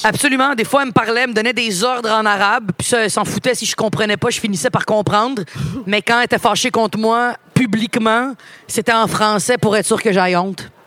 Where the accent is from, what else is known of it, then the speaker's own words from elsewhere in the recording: Montreal, Quebec, Canada; also born or lived in Laval-Ouest; Puis j'ai déménagé de Montréal-Nord parce que mon beau-père voulait acheter une maison, puis c'était pas achetable il y a 20 ans en arrière